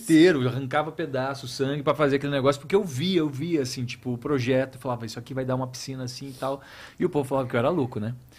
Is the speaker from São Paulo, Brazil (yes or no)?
no; interior of Paraná, Brazil; moved away; eu sou do interior do Paraná